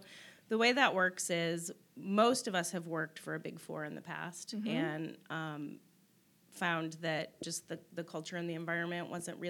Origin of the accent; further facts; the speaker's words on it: United States; moved away as an adult; also born or lived in Netherlands; And I'm just standing there as this American not having a clue what's happening and why all these people are running around in blackface.